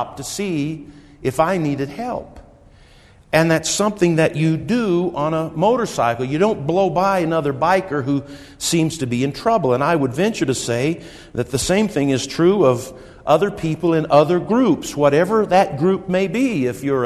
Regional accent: Wichita, Kansas, United States; now in Colorado, United States; I grew up in Wichita

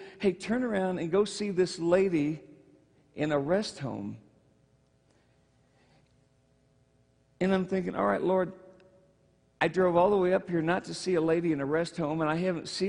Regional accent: Michigan, United States; moved away; I'm from Michigan

